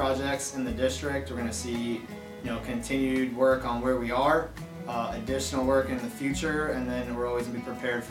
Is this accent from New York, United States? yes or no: yes; Long Island, New York, United States; moved away; I'm a native New Yorker. I'm born and raised on Long Island.